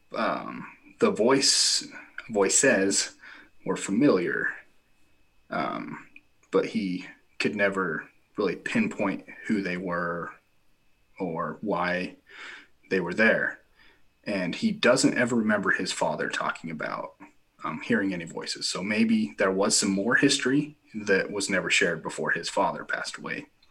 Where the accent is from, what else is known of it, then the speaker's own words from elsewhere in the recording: Millard County, Utah, United States; we have the largest county in Utah. It's Millard County. There's ten thousand people in the entire county, and there's like two thousand three hundred in my my hometown